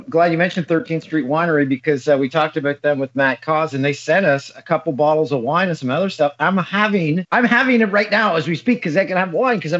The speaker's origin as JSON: {"language": "English", "town": "Peterborough", "region": "Ontario", "country": "Canada", "tie": "born or raised there", "said": "like I was in my hometown of Peterborough, my cousin runs a restaurant there called The Pin."}